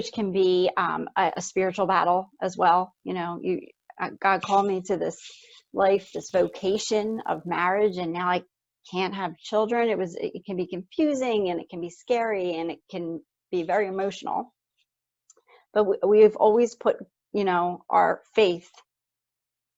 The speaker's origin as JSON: {"language": "English", "town": "Philadelphia", "region": "Pennsylvania", "country": "United States", "tie": "born or raised there", "said": "I grew up in Philadelphia and went to Catholic grade school, high school, and then I continued to Catholic college"}